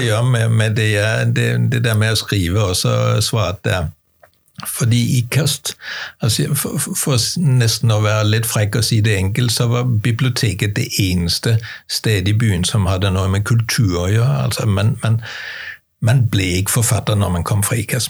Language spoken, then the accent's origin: Norwegian; Denmark; now in Norway; jeg er dansker og har flyttet til Norge